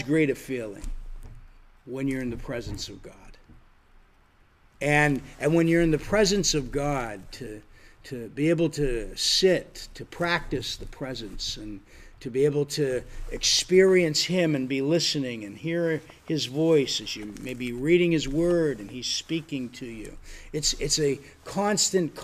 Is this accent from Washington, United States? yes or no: no; Erie, Pennsylvania, United States; moved away as an adult; also born or lived in Florida; I'm from Erie, Pennsylvania, but I went to school in Florida